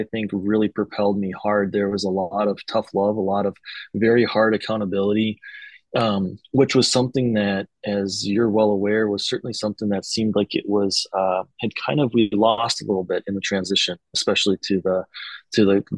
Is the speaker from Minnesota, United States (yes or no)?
yes; Minnesota, United States; if we're from Minnesota